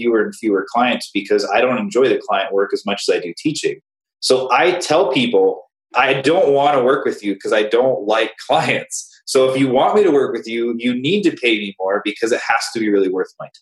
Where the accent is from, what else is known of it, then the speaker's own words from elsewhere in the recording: Cheyenne, Wyoming, United States; I grew up in Cheyenne, Wyoming, tiny little place, middle of nowhere